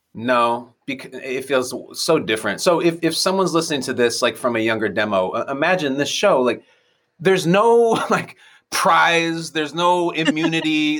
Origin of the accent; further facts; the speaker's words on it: North Shore of Chicago, Illinois, United States; moved away as an adult; I went to one of the high schools that all the John Hughes movies are from. Like I was basically from Shermer, Illinois.